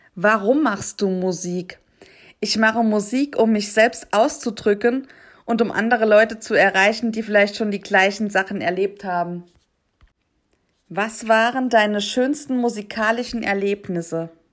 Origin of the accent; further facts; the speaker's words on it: Saarland, Germany; ich komme aus dem Saarland